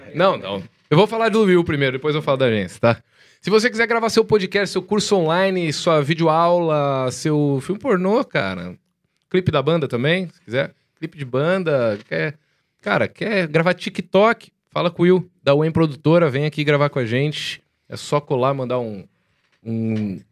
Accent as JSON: {"language": "Portuguese", "town": "Jaú", "region": "São Paulo", "country": "Brazil", "tie": "born or raised there", "said": "Jaú, que é a minha cidade natal"}